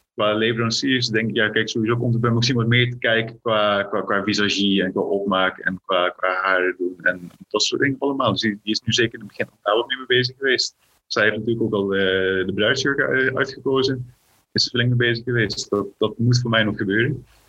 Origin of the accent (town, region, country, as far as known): Limburg, Netherlands; born or raised there; also born or lived in South Africa / Friesland